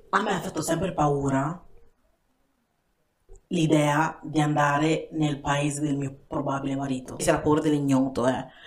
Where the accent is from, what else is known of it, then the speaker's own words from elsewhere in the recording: Ghana; now in Italy; io parlo in Ghana perché Ghana è il mio paese